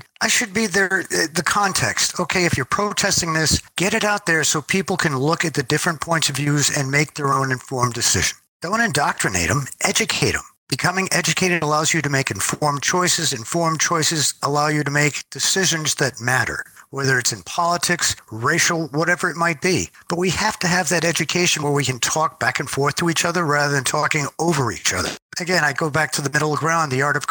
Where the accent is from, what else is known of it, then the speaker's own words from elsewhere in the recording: United States; I'm American